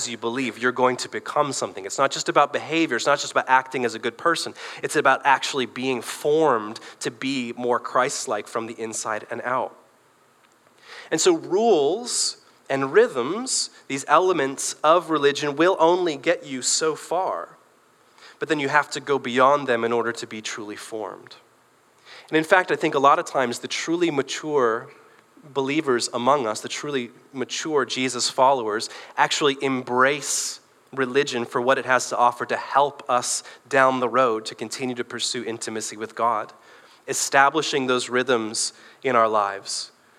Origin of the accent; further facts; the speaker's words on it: Michigan, United States; also born or lived in Northern Ireland / Belfast; We moved to this country when I was 5, and we moved from Northern Ireland, so we spoke English. We moved to a small town in Michigan